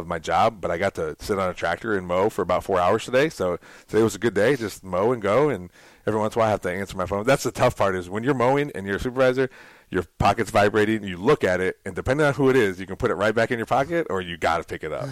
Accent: Toledo, Ohio, United States; I grew up in Toledo.

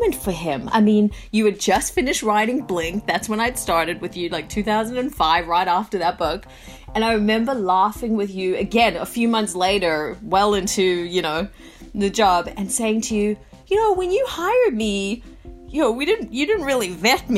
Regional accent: South Africa; now in Australia; I was born in South Africa and then, you know, moved to Australia.

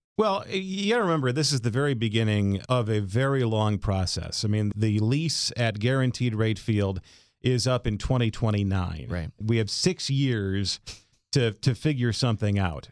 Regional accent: Chicago, Illinois, United States; I grew up in Beverly, a South Sider through and through

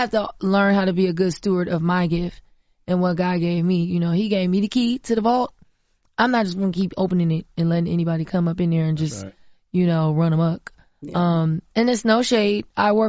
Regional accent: Florida, United States; I'm from Florida, from the South, grew up on a farm. I know what that feel like and what that look like.

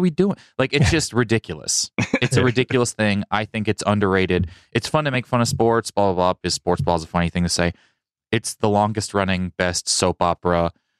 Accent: Kansas City, Missouri, United States; now in Los Angeles, United States; I'm from Kansas City. They don't even have a team.

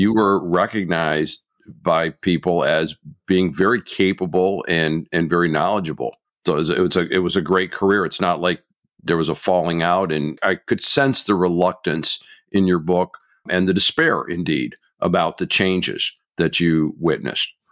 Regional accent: Michigan, United States; my home state of Michigan

